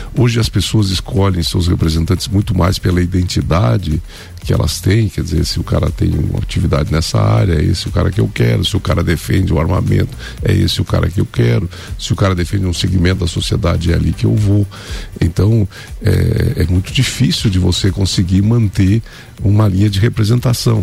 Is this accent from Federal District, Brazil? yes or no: no; Lages, Santa Catarina, Brazil; Eu vivo, nasci em Lages, né? Meus pais sempre viveram aqui